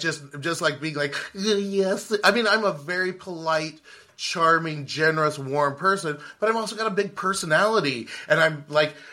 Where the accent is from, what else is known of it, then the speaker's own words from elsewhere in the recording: California, United States; I was born in California